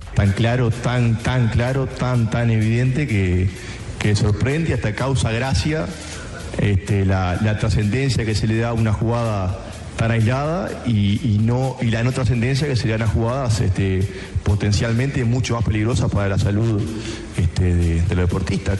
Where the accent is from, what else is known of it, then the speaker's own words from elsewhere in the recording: Uruguay; nuestro sentir como uruguayos